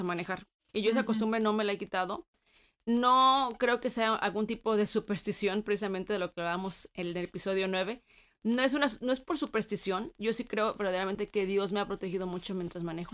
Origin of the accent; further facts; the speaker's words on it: Guanajuato, Mexico; moved away as an adult; now in United States; somos nosotros de Guanajuato